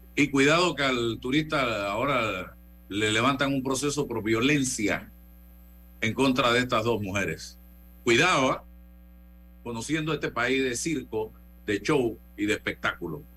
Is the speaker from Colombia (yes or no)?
no; Panama; yo estoy hablando como ciudadano panameño